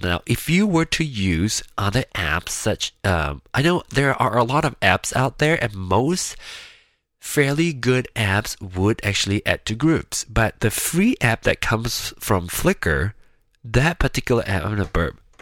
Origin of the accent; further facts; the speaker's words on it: Penang, Malaysia; now in Kansas City, United States; Penang which is my hometown